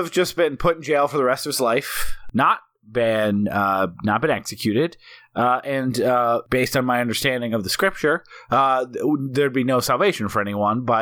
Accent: New Zealand; I process this a little differently because I'm actually from New Zealand.

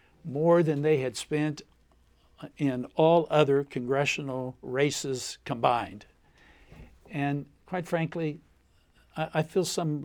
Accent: Appalachia, United States; I grew up in Appalachia. My family always had guns.

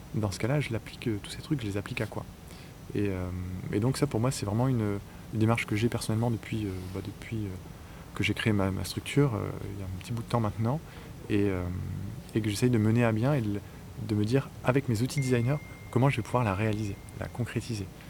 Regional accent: northern France, France; moved away as an adult; also born or lived in Paris; je suis originaire du nord de la France, donc je suis débarqué à Paris

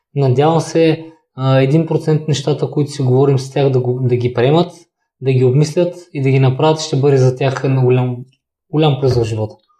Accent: Kazanlak, Stara Zagora Province, Bulgaria; нямаше футболна възрастова група за мен в Казанлък

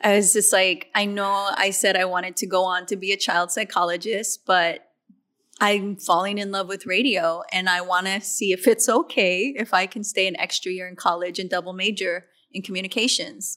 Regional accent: Riverside, California, United States; I started playing in my hometown.

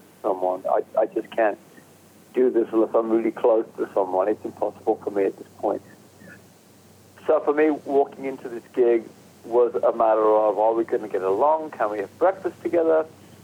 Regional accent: England, United Kingdom; I'm English, so... But I grew up in England

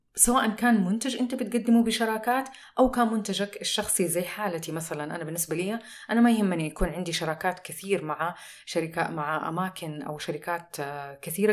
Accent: Saudi Arabia; عندنا في السعودية

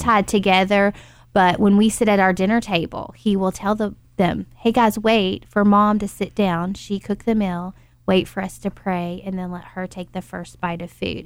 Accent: Tennessee, United States; now in Louisville, United States; I'm from Tennessee

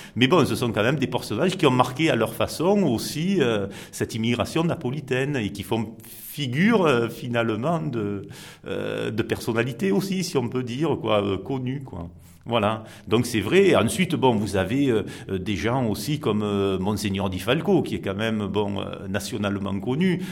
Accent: Marseille, Provence-Alpes-Côte d'Azur, France; on est fier de nos origines, certes, puisque bon, je fais partie de cette communauté napolitaine, mais nous sommes avant tout Marseillais et nous sommes des Marseillais

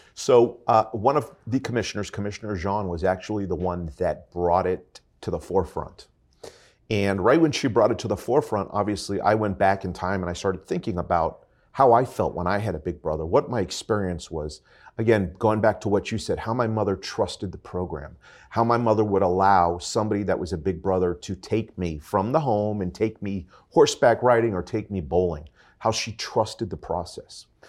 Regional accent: North Miami Beach, Florida, United States; I was born and raised here in North Miami Beach. I am a true hometown boy

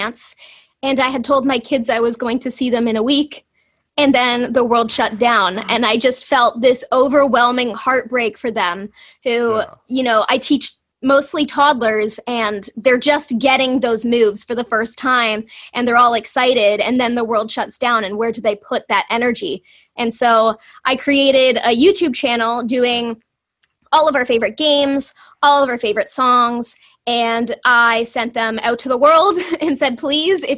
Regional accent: Toronto, Ontario, Canada; I grew up in the Greater Toronto Area.

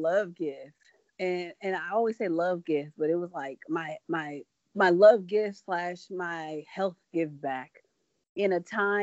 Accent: Midwest, United States; us from the Midwest

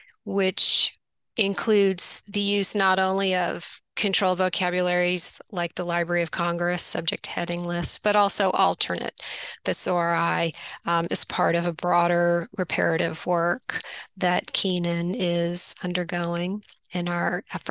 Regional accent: Quebec, Canada; Yes, I grew up outside of Montreal in Canada, and my parents introduced me to gardening.

